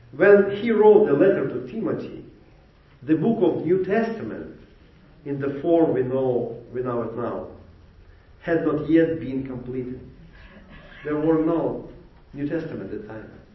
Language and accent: English; Ukraine; English is a second language; moved away as an adult; now in Jacksonville, United States; I came from Ukraine.